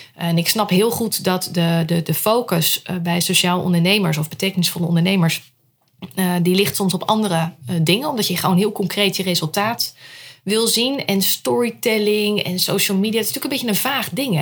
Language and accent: Dutch; Rotterdam, South Holland, Netherlands; moved away as an adult; now in Huizen, Netherlands; geboren in Rotterdam. Ik had het heel belangrijk om erbij te zeggen. Dat is deel van mijn identiteit.